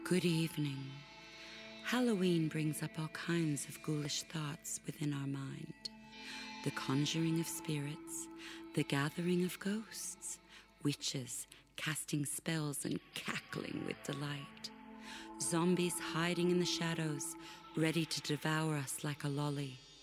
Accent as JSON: {"language": "English", "country": "Canada", "tie": "born or raised there", "also_born_or_lived": "England / United States", "moved": "yes", "said": "I was born in England, but I was uh, raised in Canada, and of course, uh, and then later years, the States"}